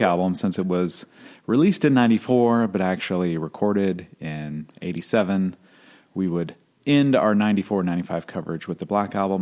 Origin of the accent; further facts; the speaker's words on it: not far from Minnesota, Midwest, United States; I grew up in the Midwest, not far from Minnesota